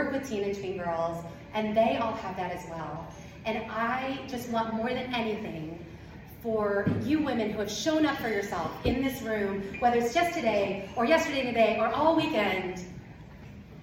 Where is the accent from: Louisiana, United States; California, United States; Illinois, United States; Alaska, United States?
Illinois, United States; Southern; I'm from Southern Illinois